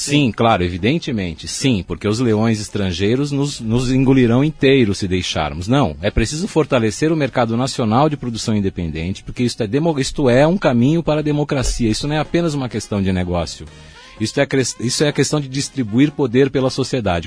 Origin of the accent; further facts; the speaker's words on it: São Paulo, Brazil; also born or lived in Germany; todo o espaço da minha infância na Moca não existe mais